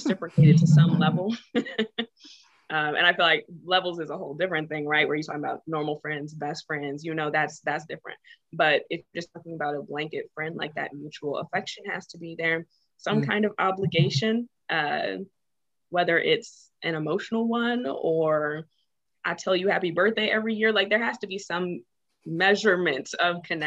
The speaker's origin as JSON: {"language": "English", "area": "outside of Houston", "region": "Texas", "country": "United States", "said": "I'm from down here in Texas, outside of Houston."}